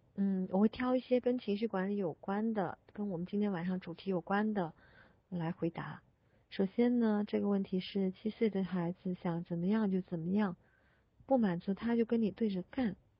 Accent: Guangdong, China; 我是广东人

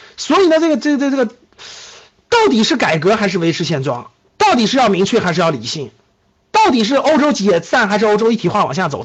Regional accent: China; 我们中国人民这么勤劳的加班，这么勤劳的工作的时候

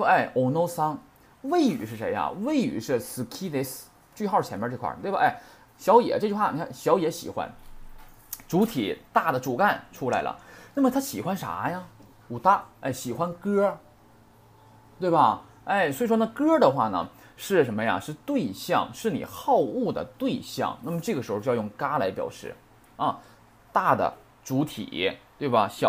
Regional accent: China; 他的这个说话跟我们中国人这块儿啊说这句这种话的时候，是跟跟我们中文是完全不同的。

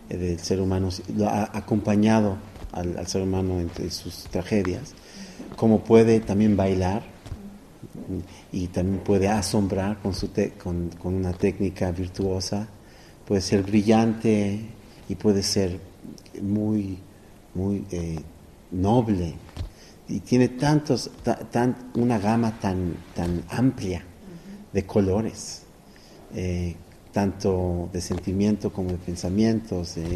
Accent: Mexico; Realmente es, una, un honor como mexicano, como ser humano, como violinista, como músico, tocar aquí

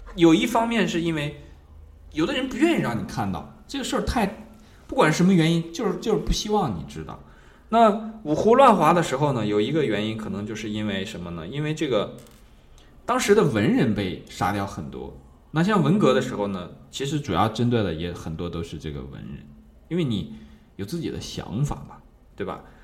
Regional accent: China; 比方说我们中国人的历史当中呢

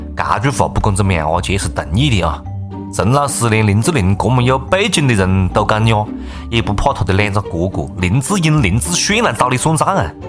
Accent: Changsha, Hunan, China; accent: Changsha dialect; 就是我们长沙话里面还有更多的丰富的内容跟大家一道来分享啊。

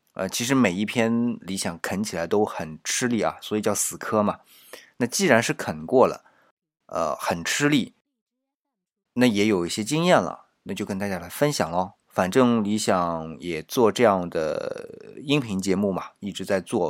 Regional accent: China; 我们中国人

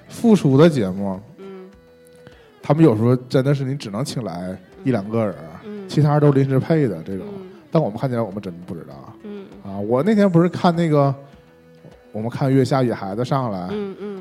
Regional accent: China; 我们作为我们中国人

